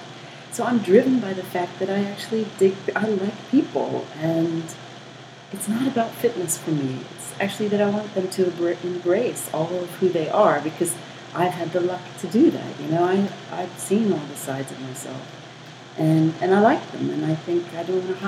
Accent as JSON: {"language": "English", "country": "United States", "moved": "yes", "lives_now": "South Africa", "said": "I'm American"}